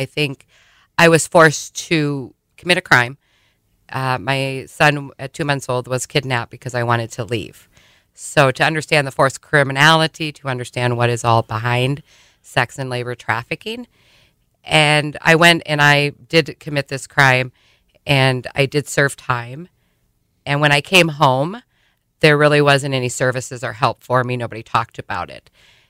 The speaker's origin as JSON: {"language": "English", "town": "Sioux Falls", "region": "South Dakota", "country": "United States", "tie": "born or raised there", "moved": "yes", "said": "Well, you know, I was raised here in Sioux Falls, and I actually left the borders of South Dakota thinking there was just going to be a much better life out there."}